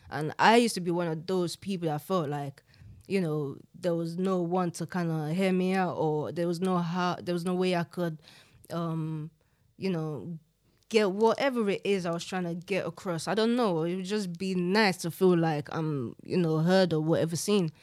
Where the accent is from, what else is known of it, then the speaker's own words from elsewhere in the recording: London, United Kingdom; growing up in South London